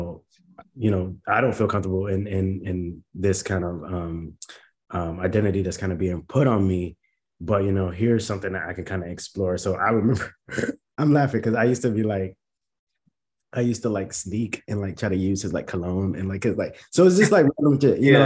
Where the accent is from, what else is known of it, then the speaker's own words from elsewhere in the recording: Fort Lauderdale, Florida, United States; born in Fort Lauderdale, Florida, born and raised in Broward County.